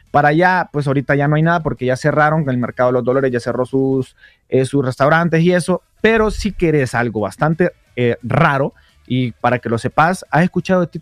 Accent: Guanaja, Bay Islands, Honduras; yo soy de las de la Bahía, de Guanaja

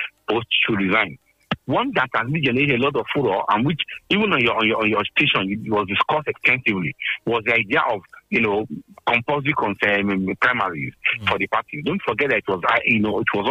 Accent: Nigeria; as a Nigerian

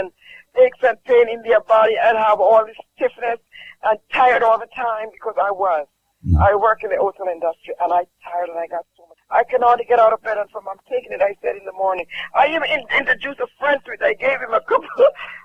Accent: Jamaica; I'm from Jamaica. And I honestly tell you, sometimes as a Jamaican

